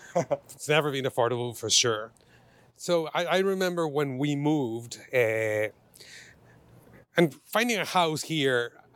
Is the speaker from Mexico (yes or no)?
yes; Mexico City, Mexico; moved away as an adult; also born or lived in Bay Area, United States; now in San Francisco, United States; I'm originally from Mexico City. I lived in the Bay Area for 12 years now, and I've been in San Francisco for the last 2.5.